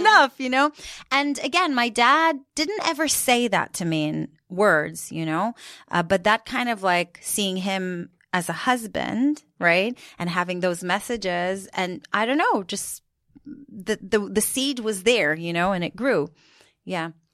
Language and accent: English; Jerusalem, Jerusalem District, Israel; moved away as an adult; now in United Kingdom; so I grew up in Jerusalem